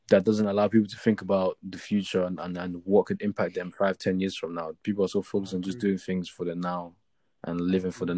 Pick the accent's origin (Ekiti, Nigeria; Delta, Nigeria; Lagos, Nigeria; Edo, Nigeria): Lagos, Nigeria; also born or lived in Ibadan, Nigeria / Seven Sisters, Tottenham, London / South London; now in London, United Kingdom; I'm Nigerian, born and raised.